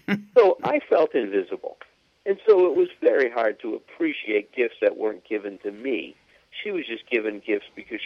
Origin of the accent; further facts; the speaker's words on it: Chicago, Illinois, United States; I grew up in Chicago, I was on the Northwest Side